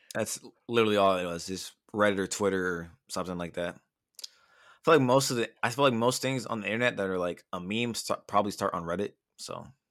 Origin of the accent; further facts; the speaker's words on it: Bellflower, California, United States; I'm just a motherfucker from Bellflower